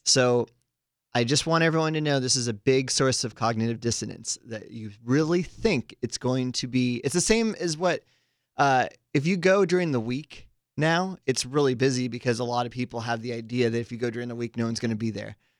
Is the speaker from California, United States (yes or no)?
yes; Santa Cruz, California, United States; my hometown of Santa Cruz, California